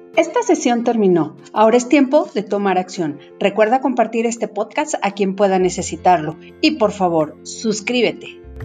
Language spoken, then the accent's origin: Spanish; Mexico; la educación que nosotros tenemos como mexicanos de la muerte